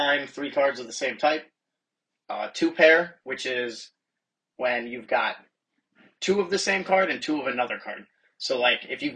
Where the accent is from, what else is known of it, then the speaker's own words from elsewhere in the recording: Rochester, New York, United States; I'm from Rochester, New York.